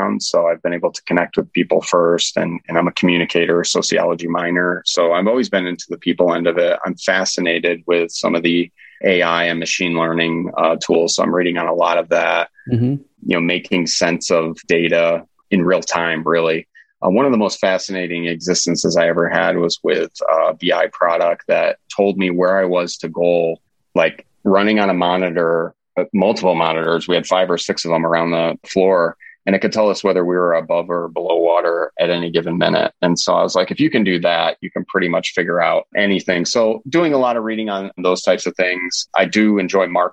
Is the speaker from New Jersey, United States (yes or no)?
no; New York, United States; moved away; I'm from New York originally, probably a generation ago